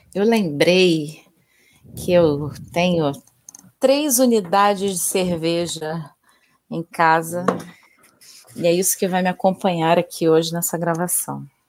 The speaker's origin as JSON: {"language": "Portuguese", "region": "Rio de Janeiro", "country": "Brazil", "said": "carioca e flamenguista"}